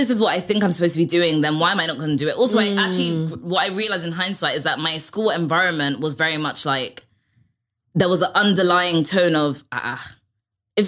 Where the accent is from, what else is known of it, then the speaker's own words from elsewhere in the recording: London, United Kingdom; I grew up in North London, I grew up in Barnet.